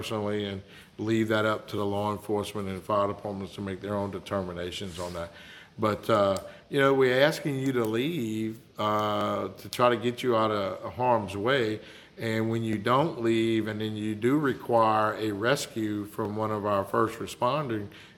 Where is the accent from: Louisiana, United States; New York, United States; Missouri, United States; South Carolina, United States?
Louisiana, United States; Morgan City; I'm originally from Morgan City